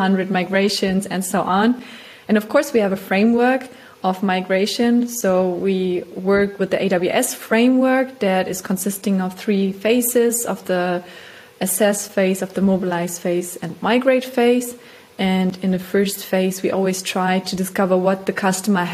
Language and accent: English; Germany; moved away as an adult; now in Vienna, Austria; I come from Germany. I live now in Vienna